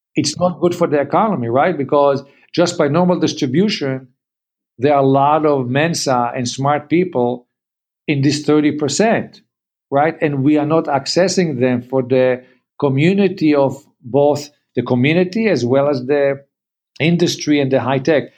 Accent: Canada; we are Canadian

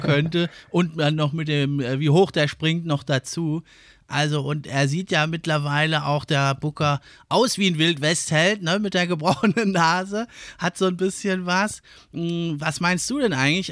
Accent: Germany; wir als Deutsche

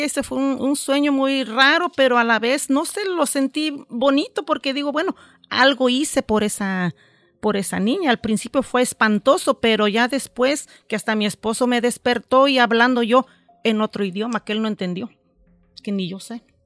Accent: Mexico; moved away; cuando yo voy a México

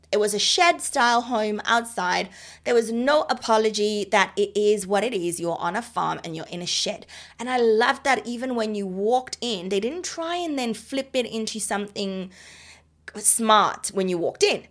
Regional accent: Botswana; now in Australia; I'm from Botswana

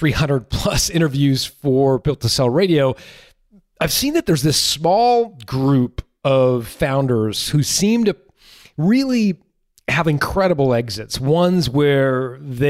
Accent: Canada; as a Canadian

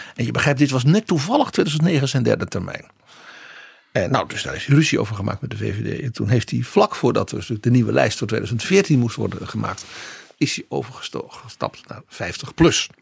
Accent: Netherlands; als Nederlander

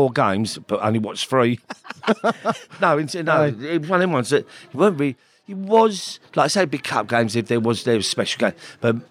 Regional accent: London, United Kingdom; In East London, basically 5 minutes from West End Football Ground

